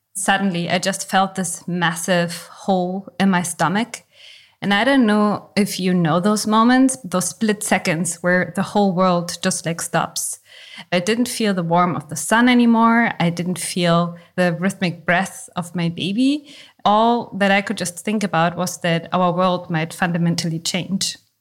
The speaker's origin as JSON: {"language": "English", "country": "Germany", "tie": "born or raised there", "said": "I was born in East Germany."}